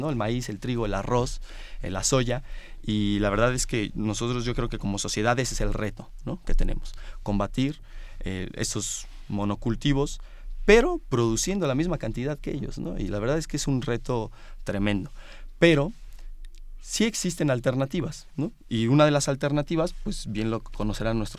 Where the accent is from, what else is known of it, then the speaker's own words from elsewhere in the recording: Morelia, Michoacán, Mexico; venimos de Morelia, que es una ciudad más pequeña que la Ciudad de México